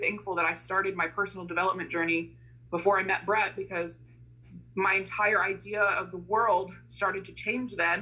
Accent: Midwestern United States, United States; my white female experience growing up in Midwestern United States of America

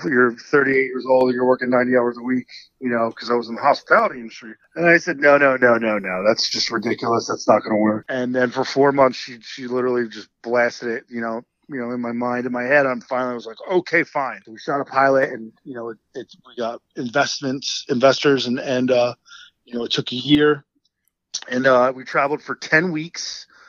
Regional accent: New Jersey, United States; accent: New Jersey; I'm an Italian from Central Jersey.

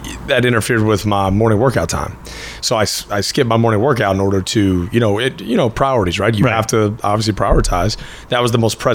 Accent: Fort Worth, Texas, United States; accent: Texas; also born or lived in Cleburne, Texas; I was born in Fort Worth, grew up in Fort Worth, and then going into my junior year, my family moved down to Cleburne, just south of the Metroplex.

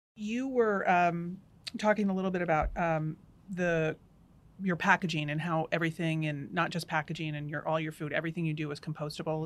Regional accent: East Coast, United States; moved away; I'm from the East Coast

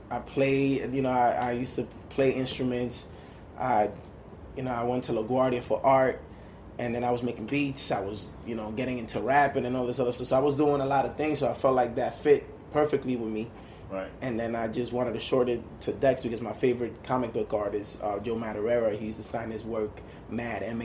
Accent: Saint Petersburg, Russia; born there; I was born in Russia, born in St. Petersburg. Oh, wow. You know, used to be Leningrad when I was born, and you know that was during the communist time.

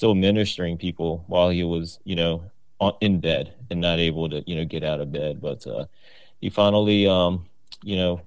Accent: Richmond, Virginia, United States; moved away as an adult; now in Virginia Beach, United States; I'm originally from Richmond, Virginia. Shout out to the 804

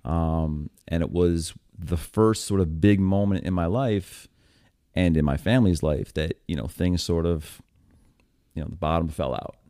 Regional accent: upstate New York, United States; moved away as an adult; also born or lived in Buffalo / Syracuse / Hoboken / Lancaster; I'm from New York State

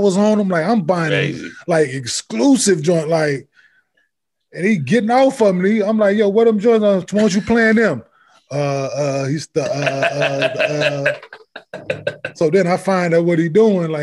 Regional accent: the South, United States; I'm from the South.

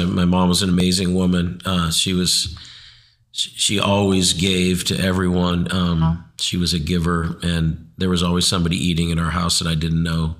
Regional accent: Phoenix, Arizona, United States; moved away; I'm originally from Phoenix, Arizona. I was born and raised in the desert. So in the Valley of the Sun, that's where I was born. And all my family still lives in Phoenix, Arizona.

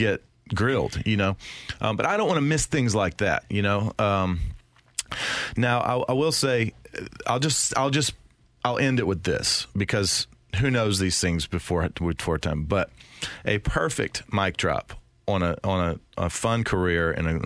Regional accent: the South, United States; I'm from the South

